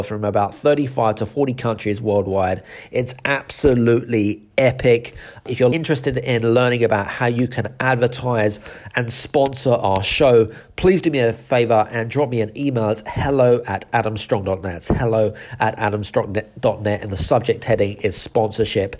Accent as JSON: {"language": "English", "country": "United Kingdom", "said": "I'm British"}